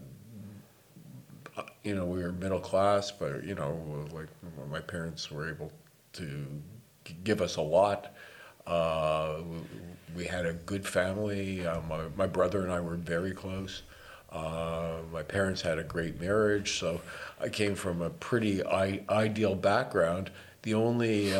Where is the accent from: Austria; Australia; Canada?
Canada; Toronto, Ontario; moved away as an adult; now in Vancouver, Canada; I was born in 1953. And I grew up in Toronto, right smack dab in the middle of Toronto